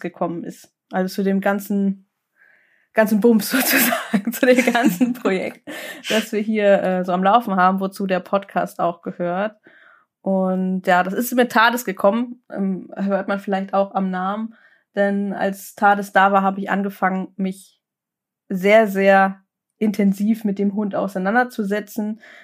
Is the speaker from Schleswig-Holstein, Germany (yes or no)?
yes; Lübeck, Schleswig-Holstein, Germany; also born or lived in Kiel; dann sind wir äh, umgezogen in meine Heimatstadt nach Lübeck zurück